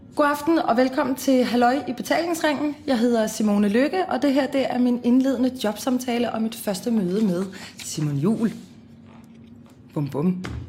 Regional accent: Copenhagen, Capital Region of Denmark, Denmark; also born or lived in Amager; Jeg har gået i folkeskole på Christianshavn, gået på gymnasie på Christianshavn. Nu bor jeg på Amager

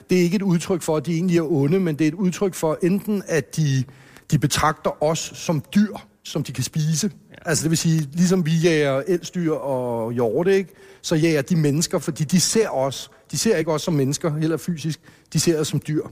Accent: Hellerup, Capital Region of Denmark, Denmark; born or raised there

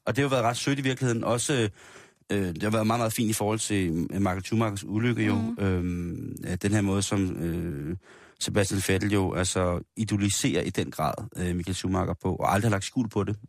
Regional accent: Denmark; vi som danskere

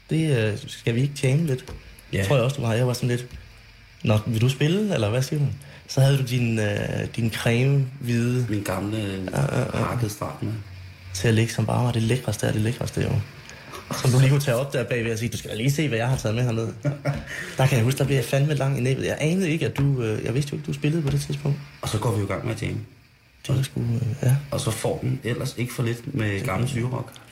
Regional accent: Silkeborg, Central Denmark Region, Denmark; also born or lived in Nørrebro, Copenhagen; Ud af de 36 år, jeg har eksisteret, har jeg nok boet her de 25.

